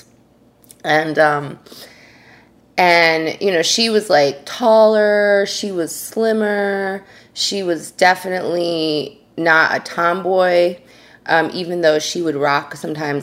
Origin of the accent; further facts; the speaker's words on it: New York, United States; I'm from New York